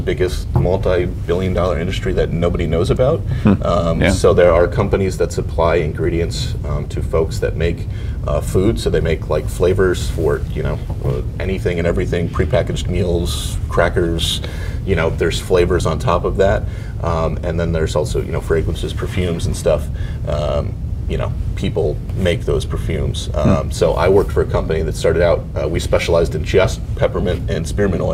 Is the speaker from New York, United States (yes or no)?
yes; New York, United States; also born or lived in Indiana / Maryland; I grew up in New York State, went to college out in the Midwest, now live back in the same 10,000 person small town I grew up in, an hour north of New York City